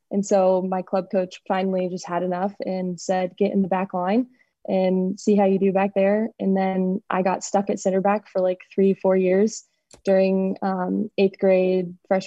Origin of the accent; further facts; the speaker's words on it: Kansas City, United States; moved away as an adult; also born or lived in Oxford, Mississippi / Louisville, Kentucky; I grew up in Kansas City